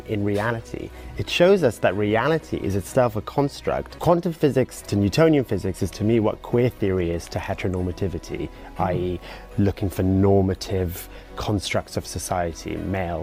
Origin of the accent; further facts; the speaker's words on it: England, United Kingdom; also born or lived in Iraq; I'm British Iraqi, gay, non-binary, and also identify as Muslim